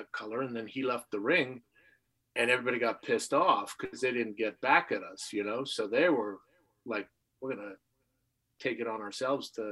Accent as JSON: {"language": "English", "country": "Canada", "tie": "born or raised there", "said": "growing up in Canada"}